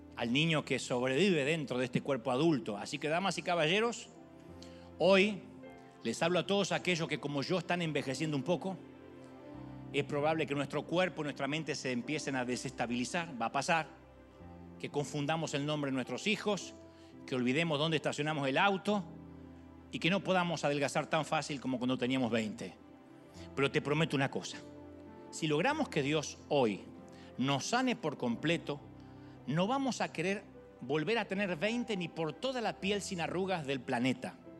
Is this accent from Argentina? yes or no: yes; Argentina; moved away